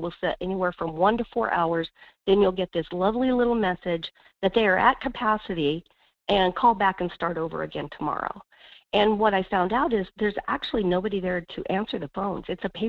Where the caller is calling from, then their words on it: Wasilla, Alaska, United States; Hey, this is … in Wasilla.